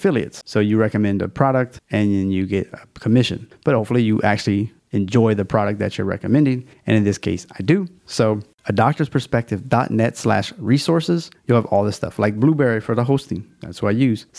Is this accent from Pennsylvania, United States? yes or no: no; Louisiana, United States; It's my home state